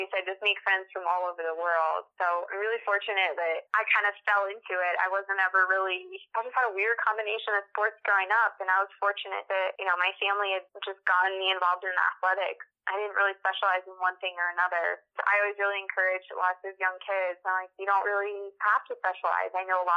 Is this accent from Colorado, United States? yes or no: yes; Littleton, Colorado, United States; I grew up in Colorado, in Littleton, Colorado